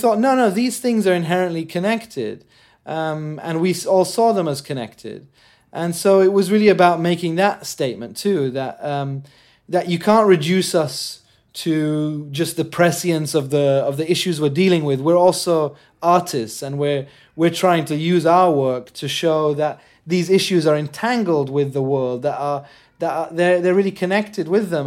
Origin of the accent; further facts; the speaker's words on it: Jordan; moved away; also born or lived in England; growing up in Jordan